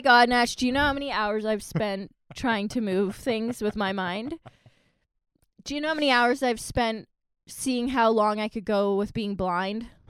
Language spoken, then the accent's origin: English; Virden, Manitoba, Canada; moved away as an adult; also born or lived in Victoria; I went back to my hometown